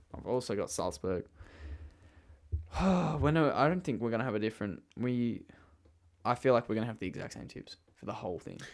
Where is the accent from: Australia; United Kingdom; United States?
Australia; accent: Australian; I have an Australian accent.